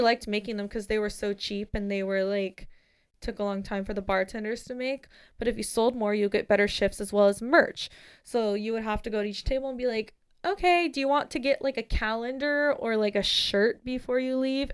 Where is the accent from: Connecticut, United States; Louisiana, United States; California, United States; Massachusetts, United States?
California, United States; San Diego; I'm from San Diego